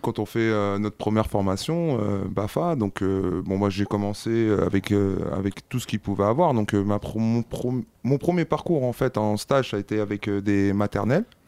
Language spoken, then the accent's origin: French; Bondy, Île-de-France, France; also born or lived in Bordeaux; j'ai fréquenté aussi les centres de loisirs étant plus jeune donc un peu plus au départ un peu sur Bordeaux et puis après sur Bondy